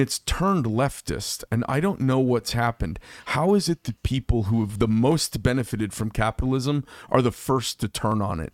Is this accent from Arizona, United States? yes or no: yes; Scottsdale, Arizona, United States; I grew up in Scottsdale as well